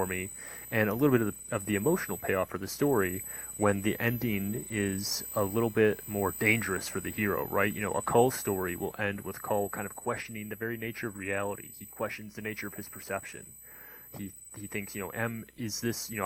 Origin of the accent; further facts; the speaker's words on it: United States; I'm American